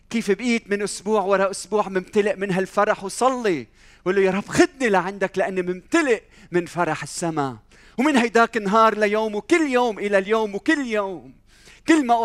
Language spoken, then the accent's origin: Arabic; Lebanon; إذا بسأل حالي هذا السؤال الجواب هل لأني أنا لبناني؟ لا أظن